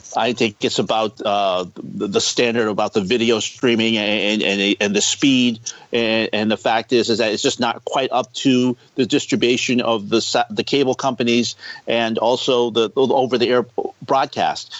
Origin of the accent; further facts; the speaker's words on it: East Coast, United States; I'm from the East Coast